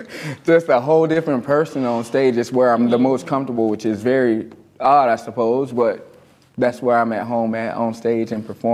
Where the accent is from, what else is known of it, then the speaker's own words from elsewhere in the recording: Leesburg, Florida, United States; also born or lived in Bushnell, Florida; I was born in Leesburg.